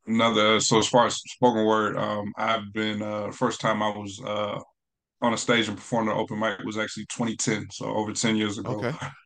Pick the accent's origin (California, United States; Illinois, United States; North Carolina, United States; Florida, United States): North Carolina, United States; now in Maryland, United States; I was raised in North Carolina. We moved around quite a bit, but yeah, high school years was North Carolina.